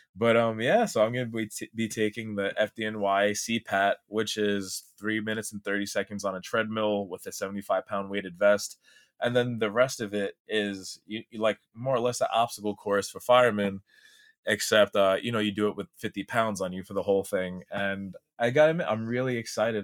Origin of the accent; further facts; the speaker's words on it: New York City, New York, United States; I was born and raised in Staten Island, New York City